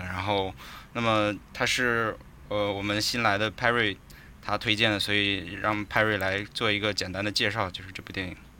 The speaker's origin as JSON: {"language": "Chinese", "country": "China", "said": "我们作为中国人"}